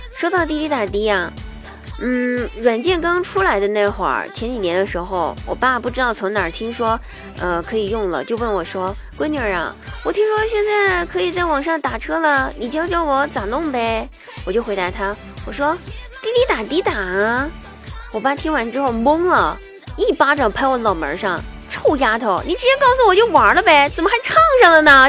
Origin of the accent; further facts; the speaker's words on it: China; 我们中国人